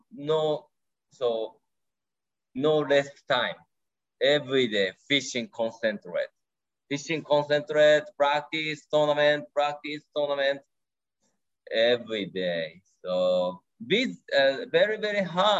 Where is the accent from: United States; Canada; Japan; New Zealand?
Japan; first language Japanese; English is a second language; my first language, Japanese. Second language is English